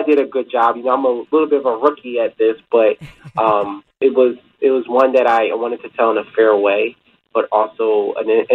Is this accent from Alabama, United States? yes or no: no; Sicklerville, New Jersey, United States; moved away; also born or lived in West Chester, Pennsylvania; I grew up in Sickleville, New Jersey, South Jersey, not too far from Philadelphia